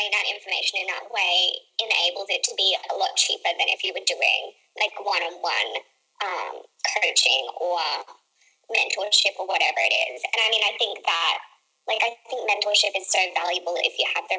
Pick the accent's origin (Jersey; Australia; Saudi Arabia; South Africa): Australia; I'm Australian